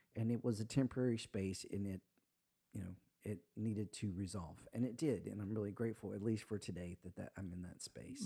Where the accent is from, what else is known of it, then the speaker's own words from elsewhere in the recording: Spanish Fort, Alabama, United States; now in Florida, United States; I'm from Alabama